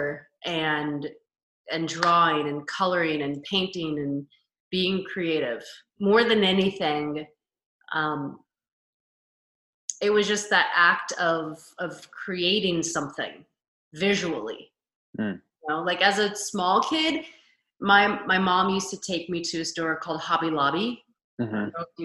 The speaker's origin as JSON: {"language": "English", "region": "Kansas", "country": "United States", "tie": "born or raised there", "moved": "as an adult", "lives_now": "Los Angeles, United States", "said": "I currently live in Los Angeles, but I'm from Kansas originally."}